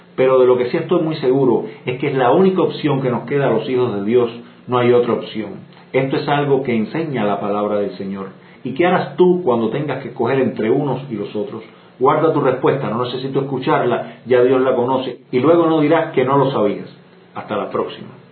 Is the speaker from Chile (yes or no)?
no; Cuba; lo que en Cuba llamamos